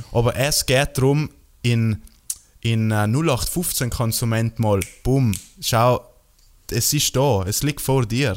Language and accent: German; South Tyrol, Trentino-Alto Adige, Italy; Bei uns, in, bei uns in Südtirol